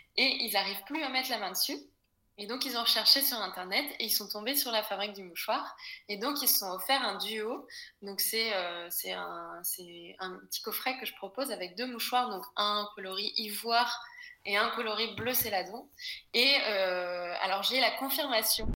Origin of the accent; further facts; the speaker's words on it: Brittany, France; moved away as an adult; also born or lived in Paris; j'ai été élevée en Bretagne